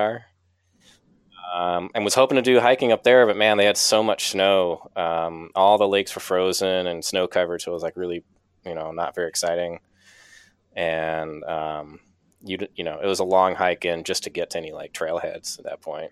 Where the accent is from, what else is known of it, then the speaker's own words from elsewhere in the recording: Kittery, Maine, United States; I'm from Maine originally and grew up here in uh, in Kittery, which is like the southernmost town in Maine